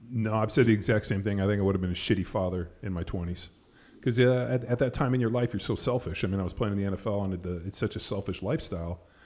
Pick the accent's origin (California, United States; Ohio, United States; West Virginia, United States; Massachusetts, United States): California, United States; Palos Verdes; moved away; also born or lived in Newport Beach; I grew up in Palos Verdes